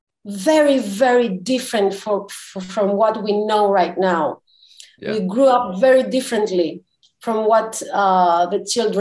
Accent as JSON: {"language": "English", "town": "Zakynthos", "region": "Ionian Islands", "country": "Greece", "tie": "born or raised there", "moved": "yes", "lives_now": "Athens, Greece", "said": "I live in Athens. I was born in Zakynthos, a very beautiful island in Western Greece."}